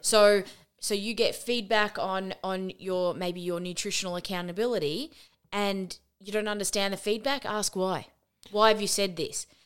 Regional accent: Australia; we are Australian.

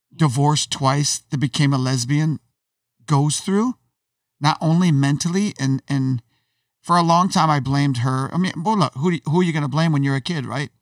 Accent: Syracuse, New York, United States; I grew up in Syracuse, which is an upside town in New York

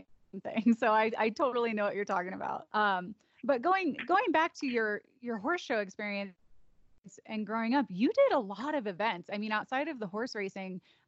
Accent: Chicago, Illinois, United States; I'm from the Chicagoland area, and I grew up going to Arlington Racetrack

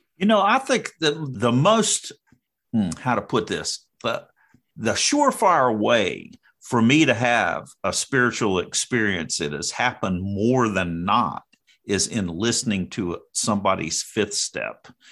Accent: North Carolina, United States; I'm from North Carolina

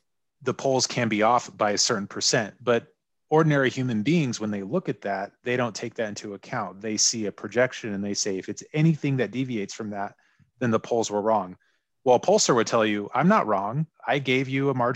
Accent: Seattle, Washington, United States; I love the parks here in my hometown of Seattle

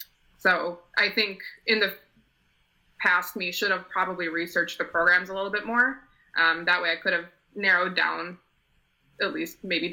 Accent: St. Paul, Minnesota, United States; moved away as an adult; also born or lived in Potsdam, New York; I'm originally from St. Paul, Minnesota.

